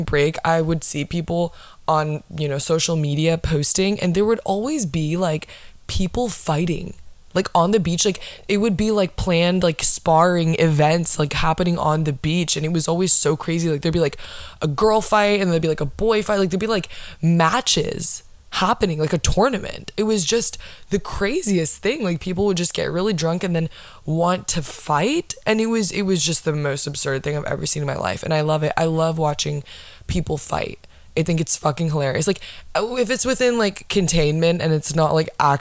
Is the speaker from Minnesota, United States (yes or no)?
no; Florida, United States; I'm from Florida